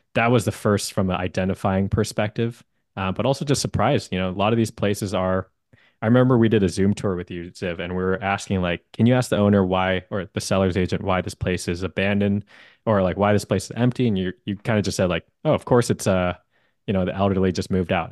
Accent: Bay Area, California, United States; also born or lived in Hawaii; I'm born and raised in the Bay Area.

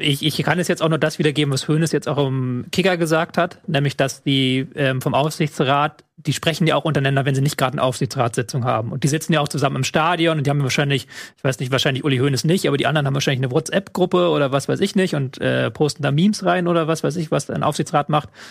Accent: Hamburg, Germany; in meiner Heimatstadt Hamburg

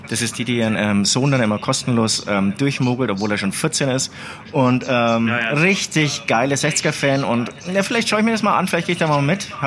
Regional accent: Poland; born there; Polen, mein, das mein, ist mein, mein, mein Geburtsland.

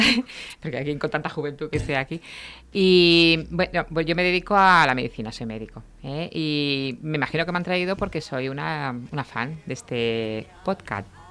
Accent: Reus, Catalonia, Spain; yo soy de Reus, ¿Sí? Eh, eh estudié, siempre he estado en Reus

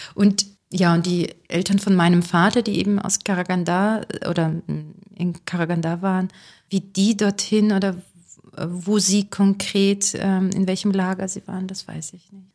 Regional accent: Neustadt an der Weinstraße, Rhineland-Palatinate, Germany; also born or lived in Kazakhstan; meine Heimatstadt ist die Stadt tatsächlich, in der ich gerade lebe, also Neustadt an der Weinstraße

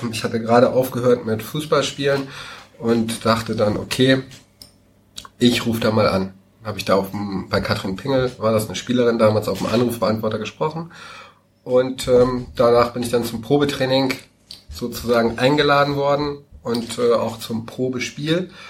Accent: Schleswig-Holstein, Germany; Ich komme ursprünglich aus Dithmarschen. Ähm, da ist Heide ja die Kreisstadt.

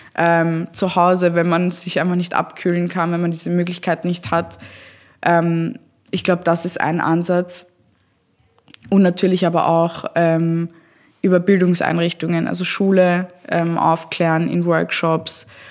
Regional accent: Austria; bei uns in Österreich

